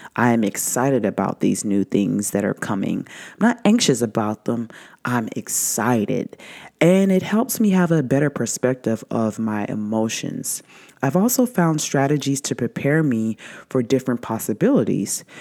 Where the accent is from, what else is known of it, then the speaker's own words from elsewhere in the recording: the South, United States; growing up in the South